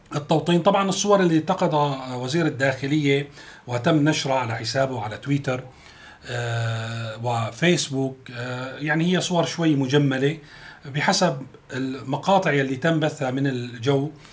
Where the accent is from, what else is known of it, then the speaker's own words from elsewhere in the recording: Syria; نحن بنتمناه كسوريين